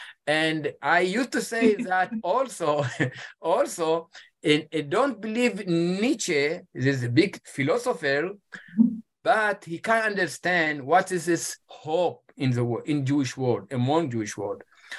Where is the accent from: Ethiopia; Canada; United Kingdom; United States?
Ethiopia; English is a second language; My wife, she came from Switzerland and I came from Ethiopia.